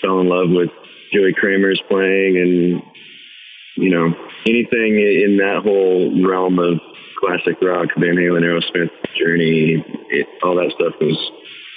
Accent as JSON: {"language": "English", "town": "Portland", "region": "Oregon", "country": "United States", "tie": "born or raised there", "said": "kind of in the suburbs, all around the Sherwood, Tigard, Beaverton, the whole area"}